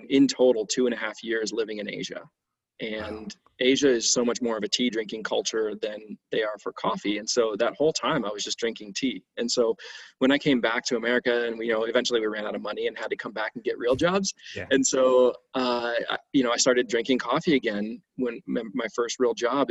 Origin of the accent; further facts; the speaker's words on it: Cleveland, Ohio, United States; I grew up in Cleveland, Ohio